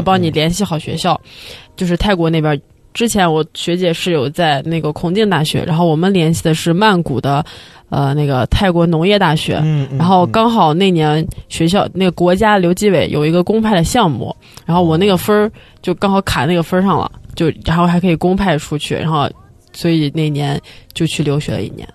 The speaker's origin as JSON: {"language": "Chinese", "country": "China", "moved": "yes", "said": "我们是在中国学两年"}